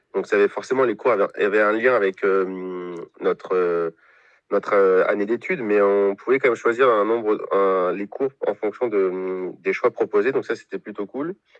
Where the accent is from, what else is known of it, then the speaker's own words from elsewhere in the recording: Poitiers, Nouvelle-Aquitaine, France; also born or lived in Brno, Czech Republic; je viens de Poitiers, j'étais à l'université de Poitiers